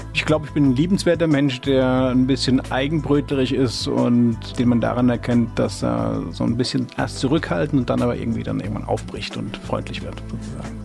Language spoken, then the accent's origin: German; Mainz, Rhineland-Palatinate, Germany; ich bin also direkt in der Altstadt aufgewachsen, also in der Filzbach, wie man so schön sagt. Ich bin echte Mainzer, so im Schatten des Doms